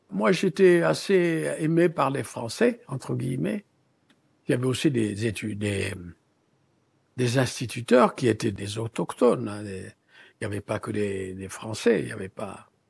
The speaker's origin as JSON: {"language": "French", "country": "Mauritania", "tie": "born there", "said": "Je suis né à Taha, Mauritanie, dans un désert, une savane."}